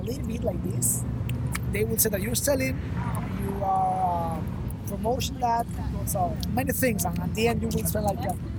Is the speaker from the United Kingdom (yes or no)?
no; Guantánamo, Cuba; English is a second language; moved away as an adult; now in Havana, Cuba; I was born in Guantanamo, not in the prison, but well, over there. So I moved to Havana like 9 years ago to study, and we're here.